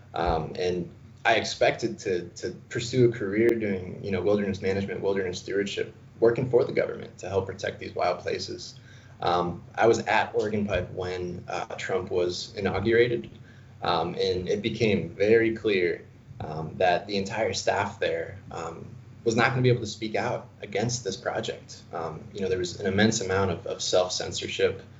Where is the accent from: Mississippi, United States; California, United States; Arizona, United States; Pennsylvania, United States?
Arizona, United States; I'm born and raised in Arizona